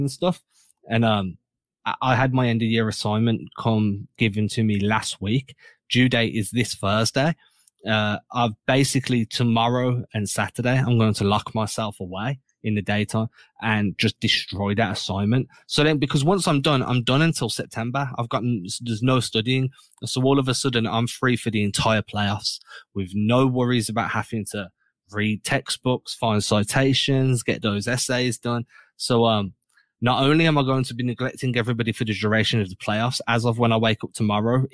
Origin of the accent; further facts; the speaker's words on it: England, United Kingdom; I'm English